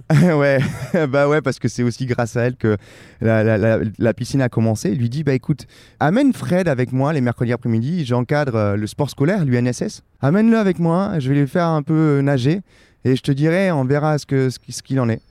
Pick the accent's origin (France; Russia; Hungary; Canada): France; Perpignan, Occitania; je suis originaire de Perpignan, j'ai grandi à Perpignan